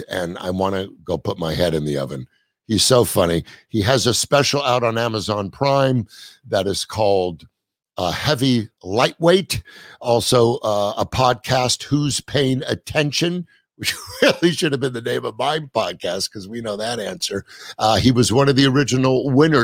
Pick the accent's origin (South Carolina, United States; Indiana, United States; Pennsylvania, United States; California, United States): California, United States; Los Angeles; my hometown, Woodland Hills